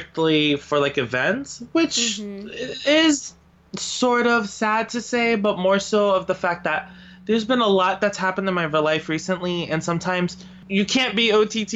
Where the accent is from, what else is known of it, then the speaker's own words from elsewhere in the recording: New Jersey, United States; I come from New Jersey